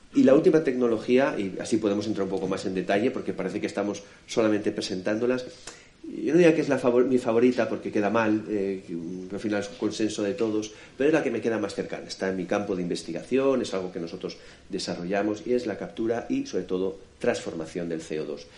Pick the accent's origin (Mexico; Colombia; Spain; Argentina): Spain; Alicante, Valencian Community; yo vengo de Alicante, Ahí tenemos nuestra maravillosa Vega Baja